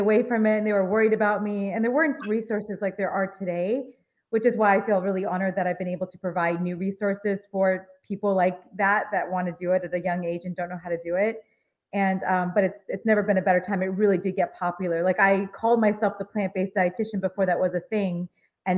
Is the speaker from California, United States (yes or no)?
yes; Los Angeles, California, United States; I grew up in Los Angeles